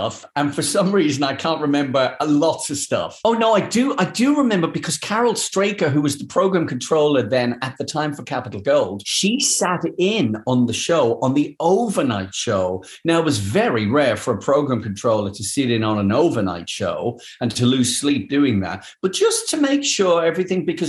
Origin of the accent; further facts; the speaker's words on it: Dublin, Leinster, Ireland; moved away as an adult; also born or lived in London; growing up in Dublin